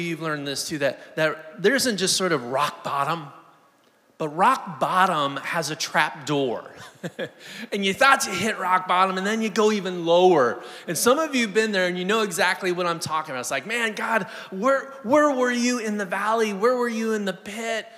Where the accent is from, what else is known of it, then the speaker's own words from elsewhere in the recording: Southern California, United States; Live there, born and raised in Southern California